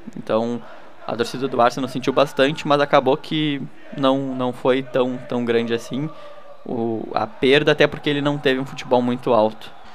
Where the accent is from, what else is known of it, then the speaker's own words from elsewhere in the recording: Rio Grande do Sul, Brazil; a gente é do Rio Grande do Sul